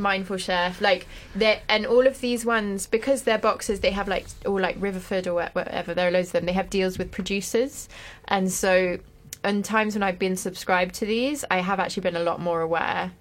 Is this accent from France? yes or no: yes; France; moved away; I grew up in France